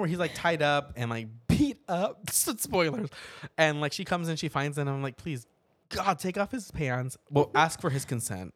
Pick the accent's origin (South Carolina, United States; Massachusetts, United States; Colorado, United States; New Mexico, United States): New Mexico, United States; Portales; moved away; my hometown back in New Mexico